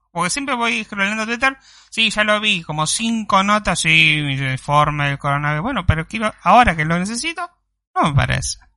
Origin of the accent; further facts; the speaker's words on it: Rosario, Santa Fe, Argentina; Soy de Rosario, qué Córdoba.